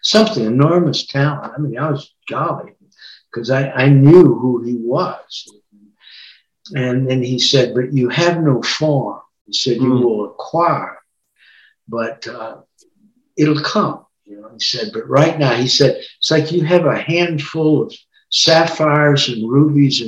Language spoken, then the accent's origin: English; Texas, United States; also born or lived in Kentucky; now in Missoula, United States; I was born in Texas